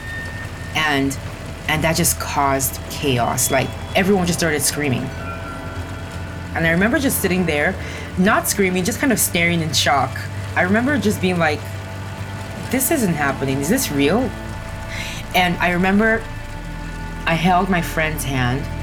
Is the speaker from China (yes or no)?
no; Nigeria; Growing up in Nigeria was challenging at times